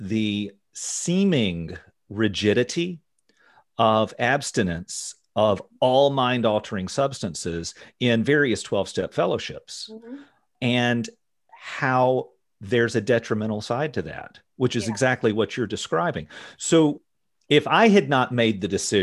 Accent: the South, United States; I grew up in the South

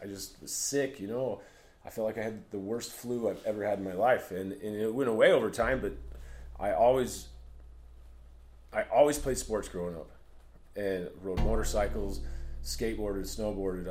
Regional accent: Price, Utah, United States; I grew up, I'm from Price, Utah, Carbon County, Utah

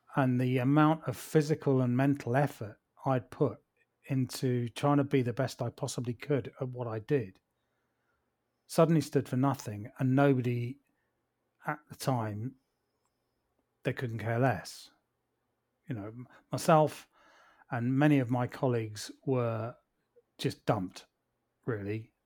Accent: Plymouth, South West England, United Kingdom; moved away; also born or lived in London; my family and I moved back to my hometown of Plymouth down here in the southwest by the sea.

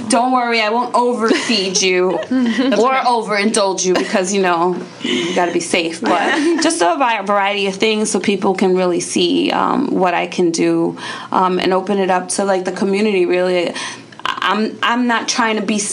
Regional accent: New York, United States; I'm from New York

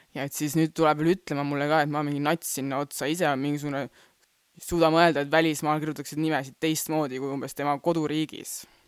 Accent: Rapla, Rapla County, Estonia; first language Estonian; sündisin Raplas

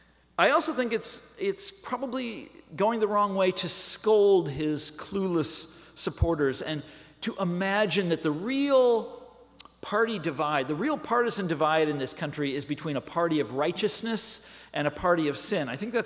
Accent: Kansas, United States; I'm from Kansas, folks, and I can't help but think that populism by itself is a very healthy thing

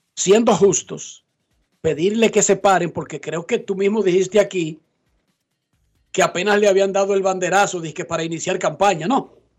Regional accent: Herrera, Distrito Nacional, Dominican Republic; yo como un dominicano de aquí, de que de Herrera

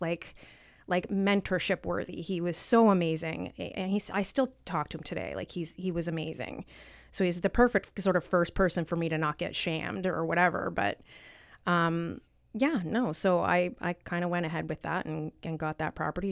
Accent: Stoney Creek, Ontario, Canada; I'm from Stony Creek

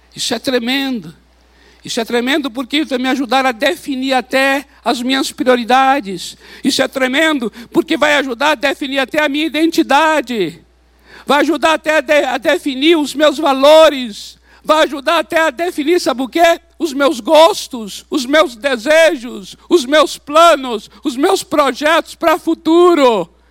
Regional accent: Brazil; nós somos aqui do Brasil, nós somos brasileiros

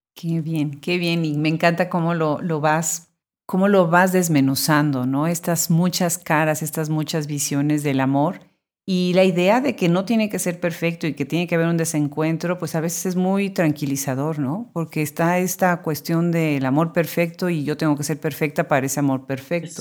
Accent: Puebla, Mexico; yo soy originariamente de Puebla

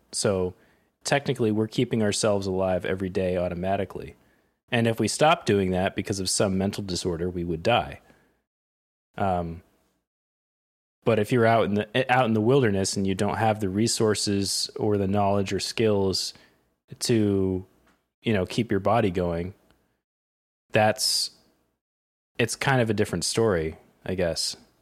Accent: Connecticut, United States; also born or lived in Vermont; now in New York, United States; I grew up in Connecticut

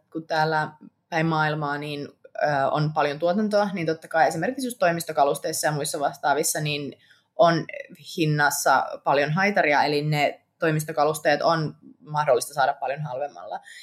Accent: Eastern Finland, Finland; moved away; itsekin olen Itä-Suomesta

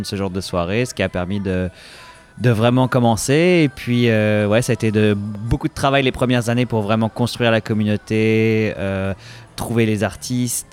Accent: France; moved away as an adult; now in Toronto, Canada; je suis originaire de France

